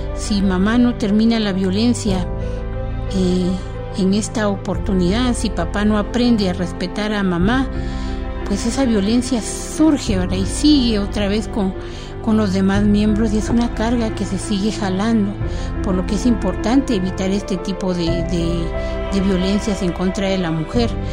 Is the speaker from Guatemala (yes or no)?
yes; Guatemala; estamos viviendo como guatemaltecos